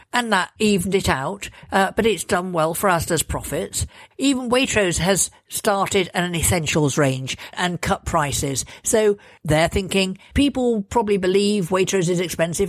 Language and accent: English; Lincolnshire, East Midlands, United Kingdom; I come from Lincolnshire